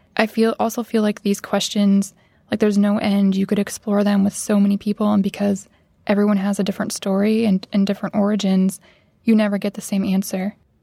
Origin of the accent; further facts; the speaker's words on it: Midwest, United States; growing up in the Midwest